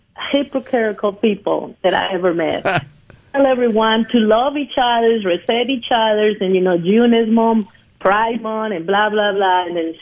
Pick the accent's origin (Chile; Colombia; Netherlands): Colombia; English is a second language; moved away as an adult; now in Pike County, United States; I'm originally from Colombia, South America, yes. I left in the 80s